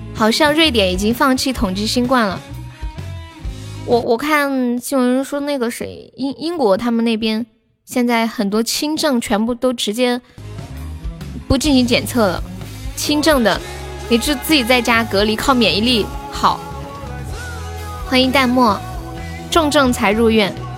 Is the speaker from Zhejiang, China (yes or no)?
no; Sichuan, China; accent: Sichuanese; 用我们四川话来说